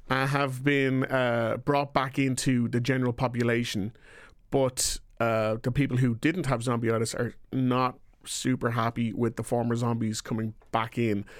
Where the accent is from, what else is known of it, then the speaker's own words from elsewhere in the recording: Ireland; I am from Ireland